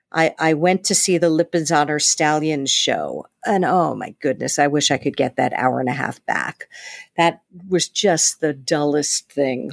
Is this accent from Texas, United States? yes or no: no; New York, United States; I was from New York